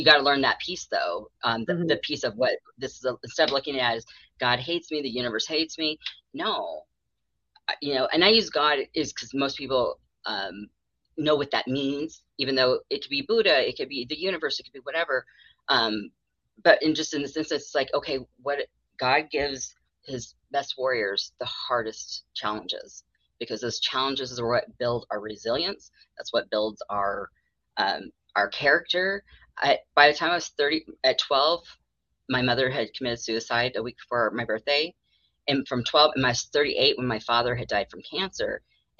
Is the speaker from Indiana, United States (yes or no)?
no; Arizona, United States; also born or lived in North Carolina; I was born in North Carolina, raised in Arizona by people from Alabama.